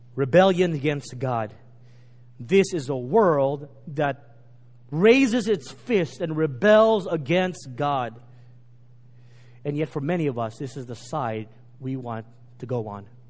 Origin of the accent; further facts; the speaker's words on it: Texas, United States; Growing up in Texas, we were indoctrinated with Texas history